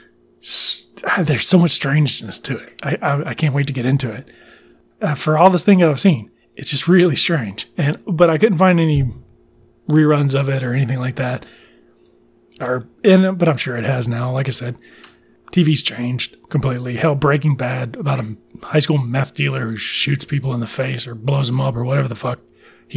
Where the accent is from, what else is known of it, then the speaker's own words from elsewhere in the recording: South Mississippi, United States; I did not have Fox in my hometown, which is kind of interesting, the theme of the show. A lot of people that had satellites did, but South Mississippi did not have a Fox affiliate